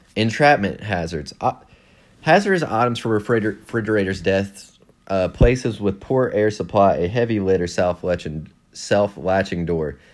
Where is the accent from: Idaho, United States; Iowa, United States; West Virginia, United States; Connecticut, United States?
West Virginia, United States; I'm from West Virginia